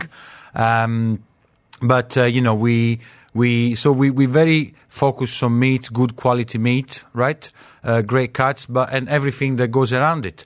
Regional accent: Naples, Campania, Italy; now in United Arab Emirates; I'm from Napoli

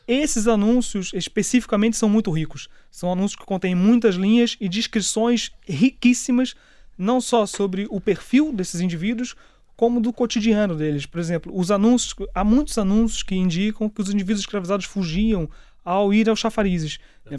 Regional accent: Rio de Janeiro, Brazil; moved away as an adult; also born or lived in Petrópolis; now in Lisbon, Portugal; eu nasci e cresci no, no Rio de Janeiro e só com 25 anos é que vim mudar para Lisboa para fazer aqui o mestrado em História

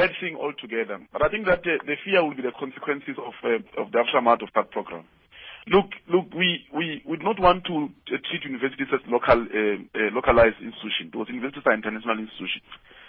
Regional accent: Limpopo, South Africa; English is a second language; I mean, I'm a vendor from Limpopo. I'm going to fight in case of UKZN. I'm forced to speak Zulu now.

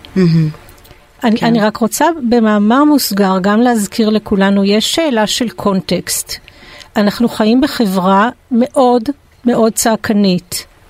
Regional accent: France; now in Israel; אני גם צרפתייה, אז אה, מאמה

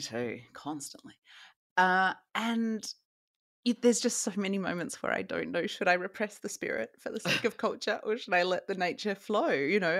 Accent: Australia; moved away; I am from Australia

